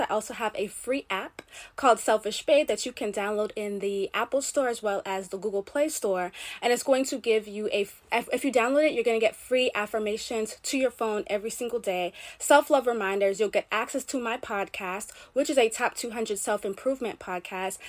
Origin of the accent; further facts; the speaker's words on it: Jamaica; I'm Caribbean, I'm Jamaican.